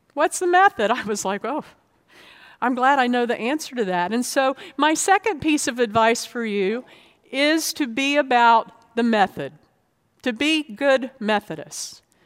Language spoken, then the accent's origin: English; Florida, United States; also born or lived in North Georgia; now in Virginia, United States; I grew up in Florida